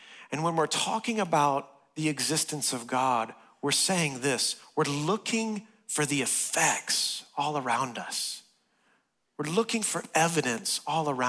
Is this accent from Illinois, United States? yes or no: no; West Texas, United States; moved away; I grew up in West Texas, and I'm used to tornadoes